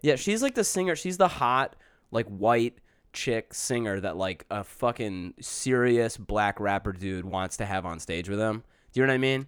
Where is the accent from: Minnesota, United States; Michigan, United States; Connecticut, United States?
Michigan, United States; Detroit; now in New York, United States; I'm originally from Detroit.